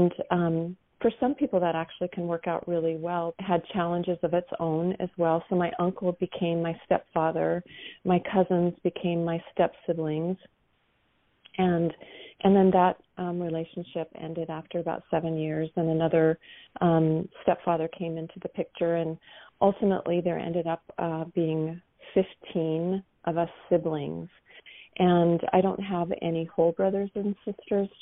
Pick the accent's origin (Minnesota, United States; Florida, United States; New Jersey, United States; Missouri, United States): Minnesota, United States; I grew up in Minnesota